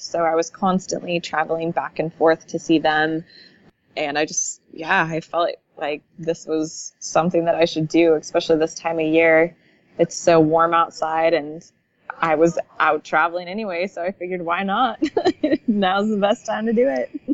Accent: Pacific Northwest, United States; growing up in the Pacific Northwest

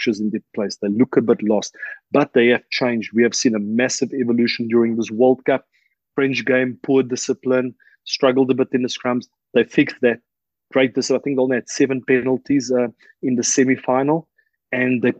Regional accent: South Africa; moved away as an adult; now in La Rochelle, France; Me living in France for now 12 years, I felt them being a South African

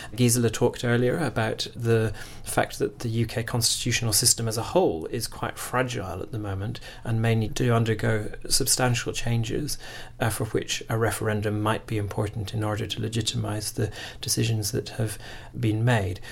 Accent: Scotland, United Kingdom; moved away; I'm, I'm originally from Scotland

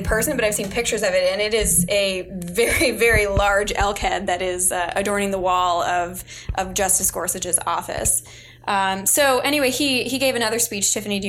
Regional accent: Kentucky, United States; in my home state at the University of Kentucky College of Law, go Wildcats

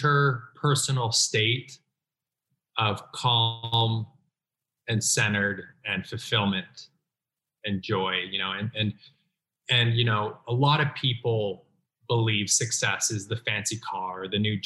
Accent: Utah, United States; I was raised in Utah.

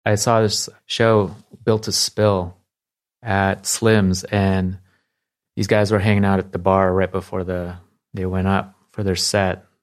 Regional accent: Palo Alto, California, United States; also born or lived in Philippines; I moved here when I was nine.

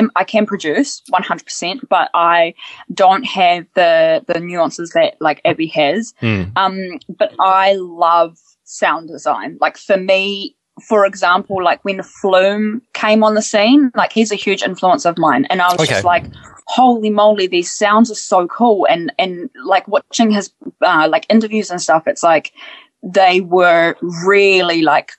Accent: New Zealand; also born or lived in Ukraine; I was born in the Ukraine, came to New Zealand when I was really young.

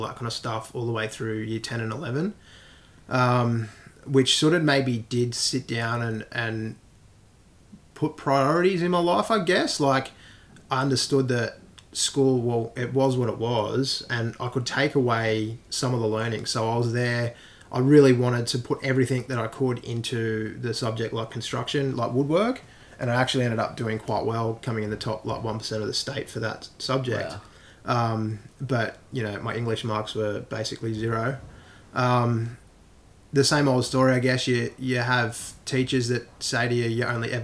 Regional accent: Sydney, New South Wales, Australia; born or raised there

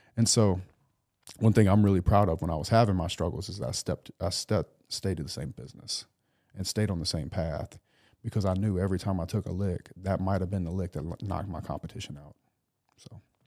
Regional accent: South Louisiana, United States; born or raised there; moved away

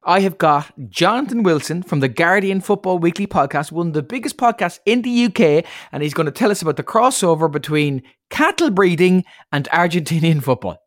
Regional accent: Ireland; as an Irish person

